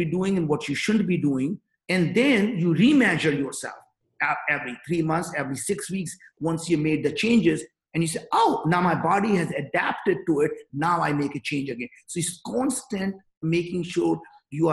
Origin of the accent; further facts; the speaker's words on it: northern India, India; English is a second language; moved away as an adult; now in United States; I grew up in Northern India